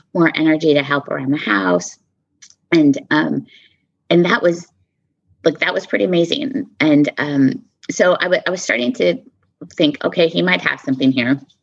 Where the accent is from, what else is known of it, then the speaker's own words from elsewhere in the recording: Southwest, United States; also born or lived in Texas / New Mexico / Arizona; I'm from the Southwest, um, born and raised Texas, New Mexico, Arizona